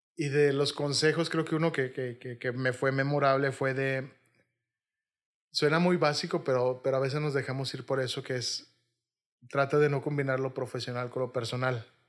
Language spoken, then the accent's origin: Spanish; Monterrey, Nuevo León, Mexico; also born or lived in Xalapa, Veracruz; Yo soy regio, me considero muy regio y me gusta mucho Monterrey